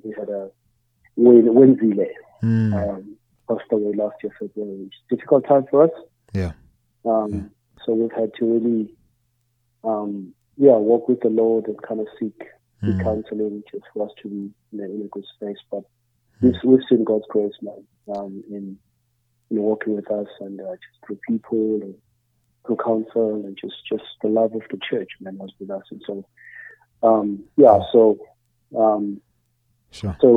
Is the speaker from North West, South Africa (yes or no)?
no; Emalahleni, Mpumalanga, South Africa; now in Pretoria, South Africa; We're from there and grew up there, and my family's still there